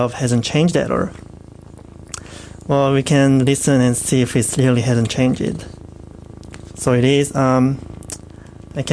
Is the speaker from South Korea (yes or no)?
yes; South Korea; moved away; next song is from my home country, is from South Korea